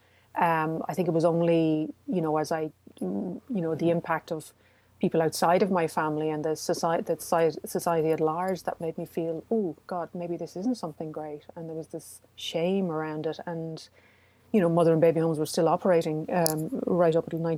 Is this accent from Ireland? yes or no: yes; Cork, Munster, Ireland; I was born in Besborough, mother and baby home, in 1965, which is about a mile and a half from where I grew up